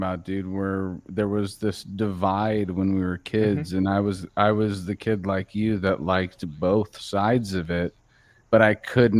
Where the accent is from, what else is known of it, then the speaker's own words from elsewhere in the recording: the Bay Area, California, United States; me growing up in the Bay